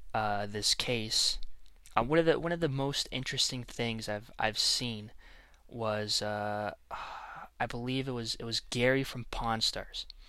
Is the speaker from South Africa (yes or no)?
no; Canada; I'm Canadian. I am not an American